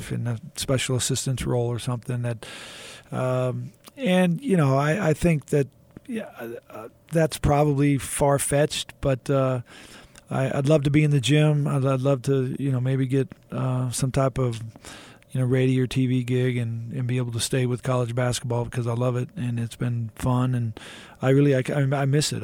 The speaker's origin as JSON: {"language": "English", "town": "Houston", "region": "Texas", "country": "United States", "tie": "born or raised there", "said": "I was a kid growing up in Houston"}